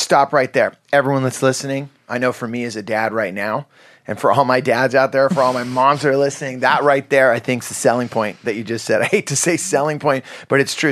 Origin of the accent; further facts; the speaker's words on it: Santa Cruz Mountains, California, United States; I grew up in Santa Cruz Mountains